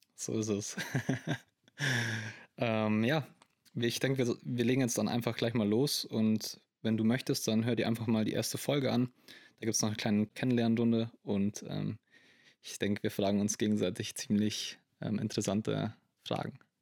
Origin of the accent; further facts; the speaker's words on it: Landsberg am Lech, Bavaria, Germany; Ich komme aus Landsberg am Lech. Das ist eine kleine Stadt in der Nähe von München im wunderschönen Bayern.